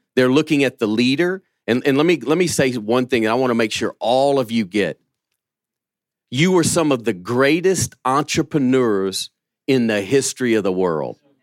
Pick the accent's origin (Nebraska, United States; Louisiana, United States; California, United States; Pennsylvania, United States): Louisiana, United States; now in Birmingham, Alabama, United States; I'm from Louisiana